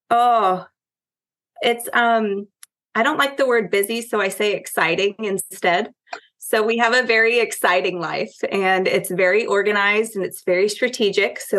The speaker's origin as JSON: {"language": "English", "region": "Connecticut", "country": "United States", "tie": "born there", "said": "well, I was born in Connecticut. Uh, we moved here for my dad's job."}